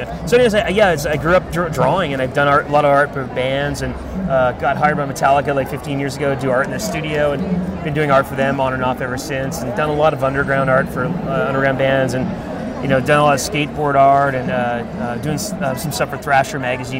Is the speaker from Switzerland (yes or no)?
no; Ottawa, Ontario, Canada; now in United States; I grew up in Ottawa, Canada.